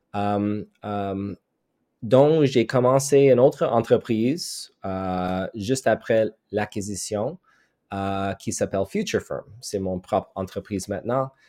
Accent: Montreal, Quebec, Canada; French is a second language; je viens de Montréal, Québec

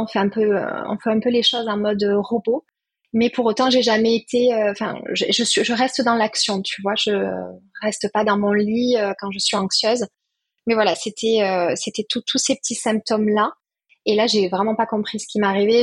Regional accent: Perpignan, Occitania, France; now in Toulouse, France; Je suis née à Perpignan, très attachée au sud.

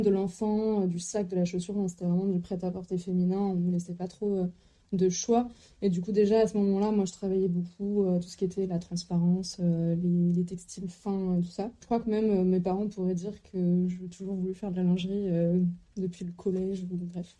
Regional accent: Lannion, Brittany, France; also born or lived in Lille; j'ai grandi en Bretagne, donc dans les environs de Lannion.

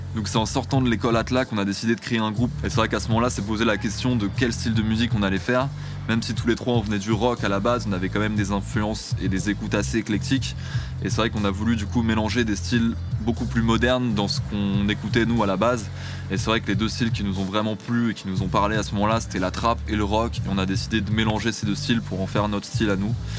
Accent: Paris and Montreuil, Île-de-France, France; on est trois, on est originaire de Paris et de Montreuil dans le 93

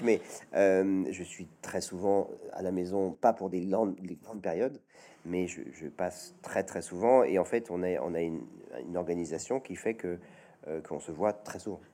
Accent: Chambéry, Auvergne-Rhône-Alpes, France; à Chambéry, dans ma ville natale

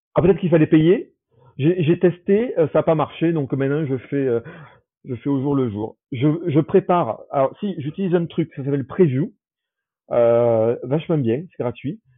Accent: Toulouse, Occitania, France; moved away as an adult; also born or lived in Saarbrücken, Germany / Aix-en-Provence; now in Paris, France; je suis euh, de Toulouse, euh, mais maintenant j'ai plus trop de famille. Euh, il, me reste ma sœur euh, qui est dans la région

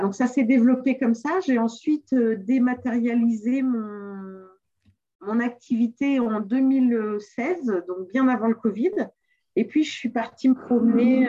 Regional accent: Le Mans, Pays de la Loire, France; moved away; also born or lived in South America / Antilles; je suis née au Mans, en France

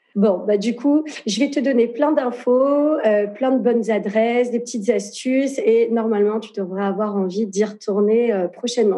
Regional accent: France; moved away as an adult; now in Lisbon, Portugal; je suis née en France, mais euh, mes parents sont nés au Portugal

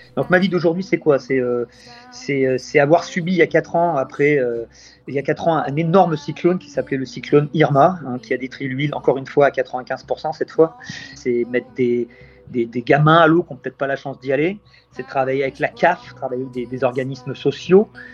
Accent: Tours, Centre-Val de Loire, France; now in Saint Martin; moi je suis né en Indre-et-Loire, sur le North Shore de Tours

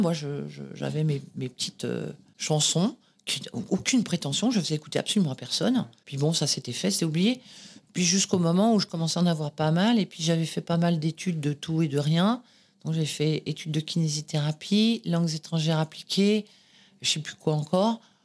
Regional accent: Boulogne-Billancourt, Île-de-France, France; né à Boulogne-Billancourt, département des Hauts-de-Seine, dans une clinique euh, en face des usines Renault

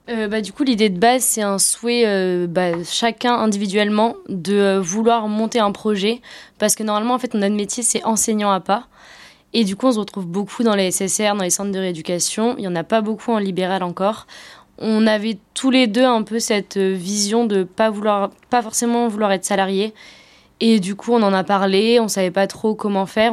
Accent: Brittany, France; chez nous en Bretagne

